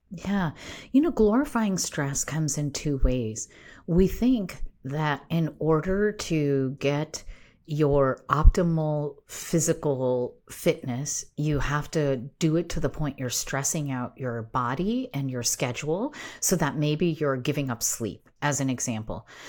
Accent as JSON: {"language": "English", "country": "United States", "tie": "born or raised there", "said": "I was raised here in the United States"}